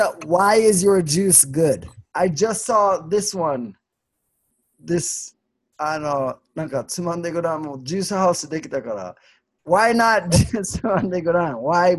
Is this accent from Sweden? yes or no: yes; Sweden; Ah, I'm from Sweden.